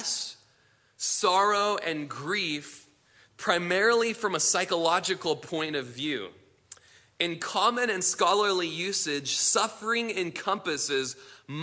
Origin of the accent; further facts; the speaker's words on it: United States; being Americans, but having in addition the fact that we're Christians